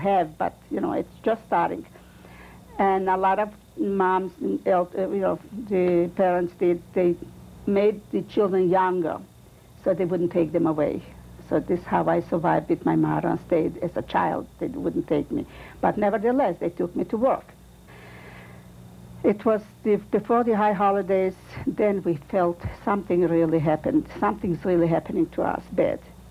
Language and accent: English; Kurenets, Minsk Region, Belarus; English is a second language; moved away; born in a small town in Poland, which Kurinitz